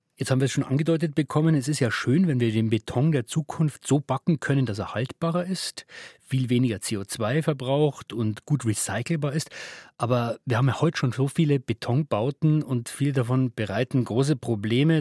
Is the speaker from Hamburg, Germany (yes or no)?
no; Regensburg, Bavaria, Germany; aus meiner Heimatstadt, ist die Regensburger Universität